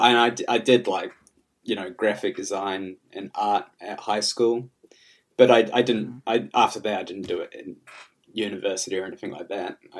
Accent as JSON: {"language": "English", "country": "New Zealand", "tie": "born or raised there", "also_born_or_lived": "England / Auckland, New Zealand", "said": "I've never really left New Zealand, actually. I was born in England"}